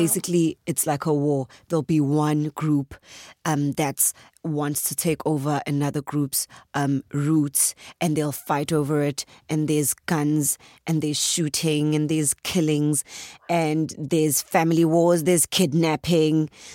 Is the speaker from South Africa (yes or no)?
yes; KwaZulu-Natal, South Africa; accent: Zulu; If I had to say it in my accent, like, proper Zulu